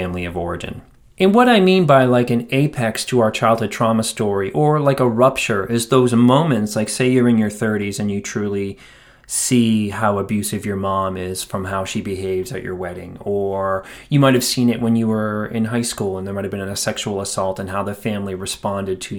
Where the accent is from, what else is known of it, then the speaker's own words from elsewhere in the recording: Quincy, Massachusetts, United States; moved away as an adult; also born or lived in Dorchester, Massachusetts / Cambridge, Massachusetts; now in Asheville, United States; we moved south a few miles away to a town called Quincy, Massachusetts, which is still the town that I consider my hometown